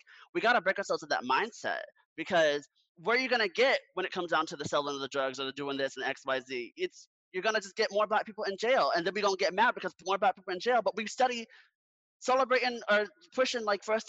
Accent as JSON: {"language": "English", "town": "Orlando", "region": "Florida", "country": "United States", "tie": "born or raised there", "said": "my hometown, I'm from Orlando, Florida"}